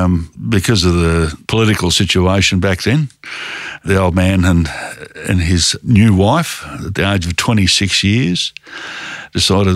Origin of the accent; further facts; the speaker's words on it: Fremantle, Western Australia, Australia; English is a second language; also born or lived in Formia, Italy; I was 2 years old when we came to Australia. The funny part about it is, you know, as a five-year-old going to school, I couldn't speak English at all